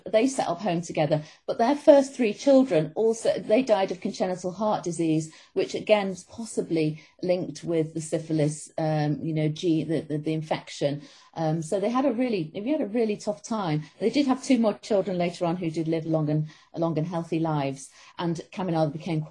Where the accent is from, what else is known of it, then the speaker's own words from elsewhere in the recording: Manchester, North West England, United Kingdom; moved away; worked close to where I grew up myself in Manchester